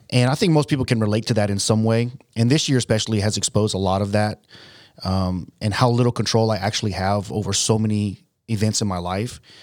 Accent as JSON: {"language": "English", "country": "United States", "said": "I'm an American"}